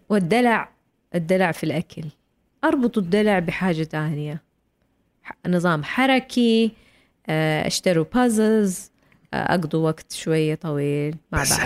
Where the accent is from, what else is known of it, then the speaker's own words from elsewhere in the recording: Saudi Arabia; عندنا في السعوديه